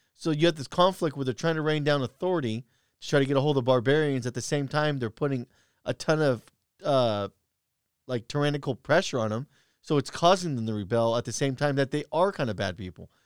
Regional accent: United States; as an American

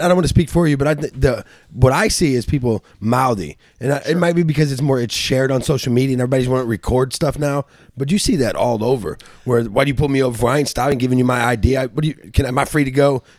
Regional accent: St. Louis, Missouri, United States; I grew up in South St. Louis

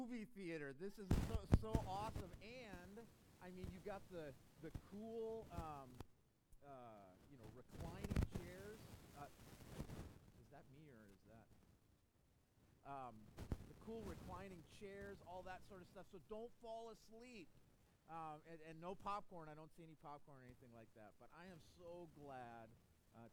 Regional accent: Green Bay, Wisconsin, United States; now in Chicago, United States; growing up in Green Bay, Wisconsin

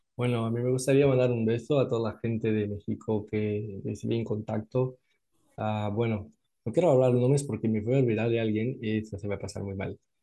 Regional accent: Natal, Rio Grande do Norte, Brazil; Spanish is a second language; yo soy de Natal, Norte, es la parte de nordeste de Brasil

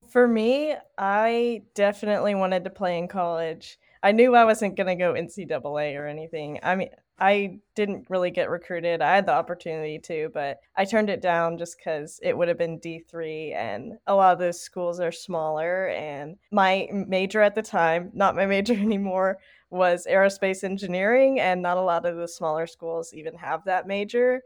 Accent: Tennessee, United States; I'm from Tennessee

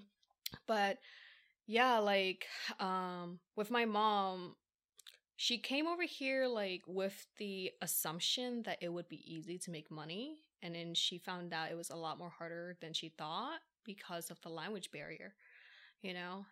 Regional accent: Philadelphia, Pennsylvania, United States; first language English; born and raised in Philly

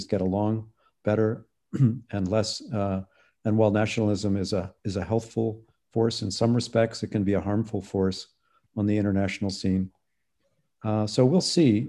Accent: Canada; now in United States; I'm Canadian

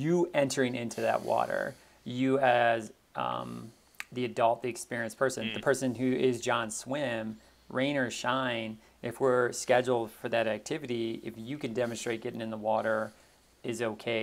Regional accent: outside of Chicago, Illinois, United States; I grew up outside of Chicago

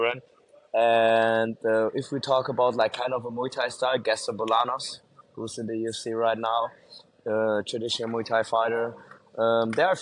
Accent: Germany; now in Mexico; I'm born and raised in Germany

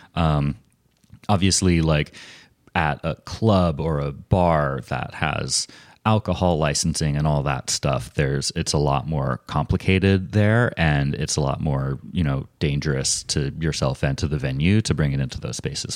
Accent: United States; also born or lived in Portland, Oregon; as an American

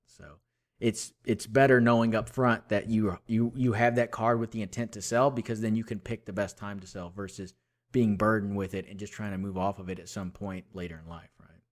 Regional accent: Houston, Texas, United States; also born or lived in Austin, Texas; I'm from Houston

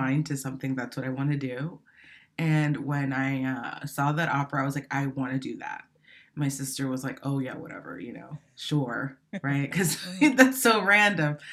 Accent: Miami, Florida, United States; also born or lived in Santo Domingo, Dominican Republic / New Jersey, United States; I grew up there until I was about eight, and then from there I went to Miami, Florida, and I would say that I got started with music after I moved to Miami, and I was in like fifth grade

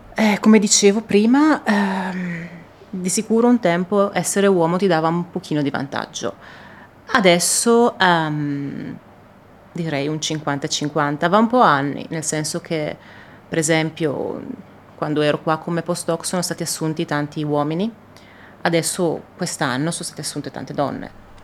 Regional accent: Italy; all'Italia, al mio paese

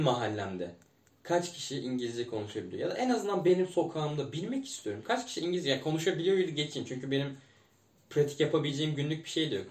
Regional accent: İzmir, Turkey; also born or lived in Çiğli, İzmir; Sekiz yaşımdan on dokuz yaşıma kadar, işte on bir sene karşıya kadar oturdum.

